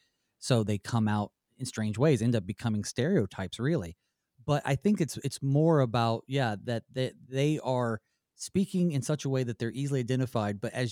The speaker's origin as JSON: {"language": "English", "region": "Southern United States", "country": "United States", "accent": "southern", "said": "I'm from down south, so I'll say y'all a lot. I've lost a lot of my southern accent"}